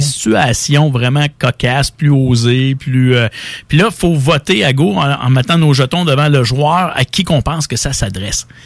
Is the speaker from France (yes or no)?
no; Quebec, Canada; chez nous au Québec